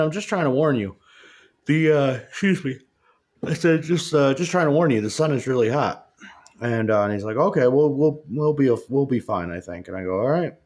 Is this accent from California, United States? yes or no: no; New York, United States; now in Colorado, United States; I grew up in New York. It was pretty much you, you pretty much grow up around all Democrats.